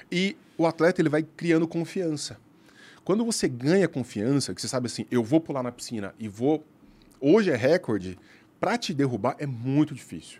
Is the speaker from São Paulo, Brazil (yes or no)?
no; Araguari, Minas Gerais, Brazil; also born or lived in Uberlândia; Eu nasci em Araguari, uhum. interior de Minas Gerais. Aí eu fui para Uberlândia